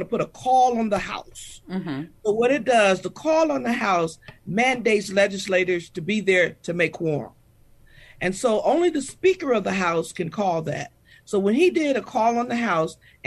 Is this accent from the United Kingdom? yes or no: no; Michigan, United States; now in Texas, United States; I'm from Michigan, I've grown over my 41 years to love the great state of Texas